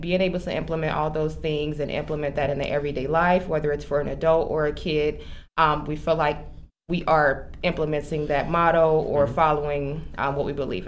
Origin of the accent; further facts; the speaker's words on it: Chicago, Illinois, United States; moved away as an adult; now in Aurora, United States; I am originally from Chicago. Okay. I'm born and raised, and I have been in Aurora for 7 years now